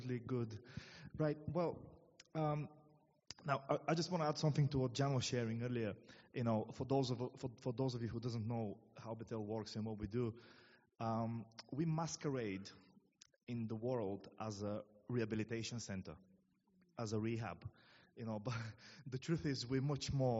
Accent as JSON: {"language": "English", "country": "Bulgaria", "moved": "as an adult", "lives_now": "England", "said": "for those of you who wonder what my accent is, I'm from Bulgaria. I came nearly 9 years ago now to England."}